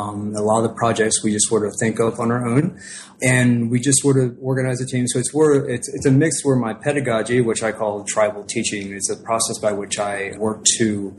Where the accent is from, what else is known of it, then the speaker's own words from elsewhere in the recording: Cincinnati, Ohio, United States; I grew up poor in Ohio back in the 70s